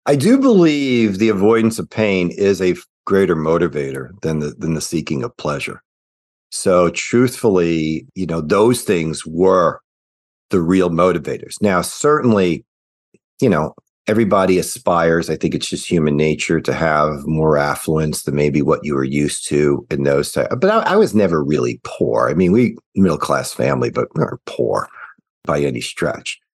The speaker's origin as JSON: {"language": "English", "region": "Midwest", "country": "United States", "also_born_or_lived": "Cincinnati, Ohio", "moved": "as an adult", "lives_now": "Nashville, United States", "said": "I am a Midwesterner at heart"}